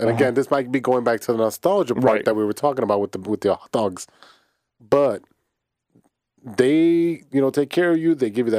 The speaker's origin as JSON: {"language": "English", "town": "Chicago", "region": "Illinois", "country": "United States", "said": "I'm from Chicago."}